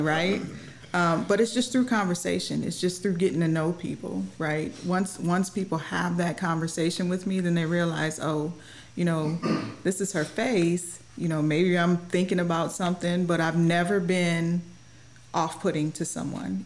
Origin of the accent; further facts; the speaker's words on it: Mount Clemens, Michigan, United States; moved away as an adult; now in Scott Air Force Base, United States; I'm born and raised in Michigan